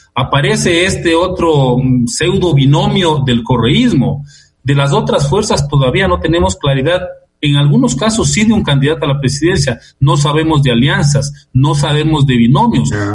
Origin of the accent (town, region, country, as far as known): Ecuador